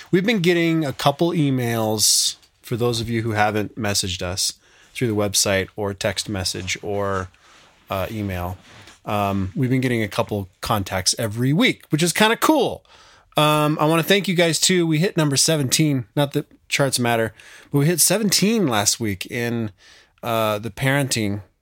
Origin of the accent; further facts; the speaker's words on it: Montana, United States; now in Wyoming, United States; I grew up in Montana and now live 100 miles south in Wyoming with my wife and four kids.